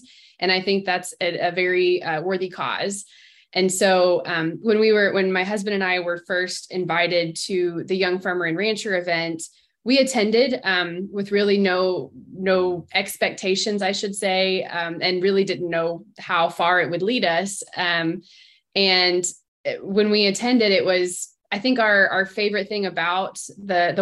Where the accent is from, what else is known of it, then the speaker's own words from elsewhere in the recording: Indiana, United States; now in West Texas, United States; I'm originally from the Midwest, so I grew up in Indiana, spent some time traveling around as I grew up